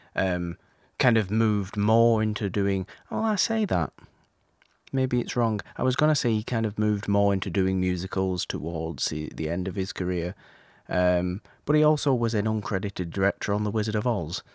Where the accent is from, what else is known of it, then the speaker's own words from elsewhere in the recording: United Kingdom; being British